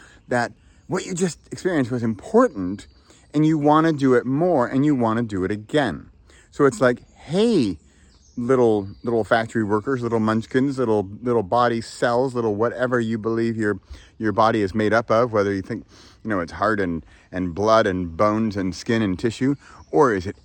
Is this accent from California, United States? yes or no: yes; San Francisco, California, United States; I'm from San Francisco.